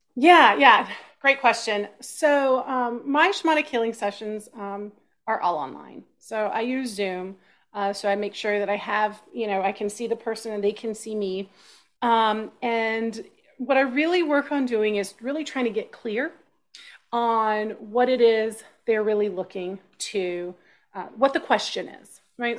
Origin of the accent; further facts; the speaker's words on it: Austin, Texas, United States; I grew up in Texas